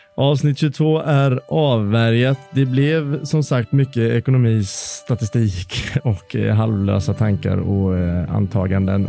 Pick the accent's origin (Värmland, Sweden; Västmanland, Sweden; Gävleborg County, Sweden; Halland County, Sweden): Halland County, Sweden; Varberg; min hemma i Varberg